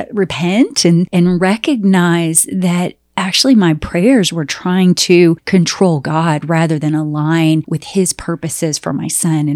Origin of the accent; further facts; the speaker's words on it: Southern United States, United States; oh my gosh, I come from the South and any snake is a poisonous snake.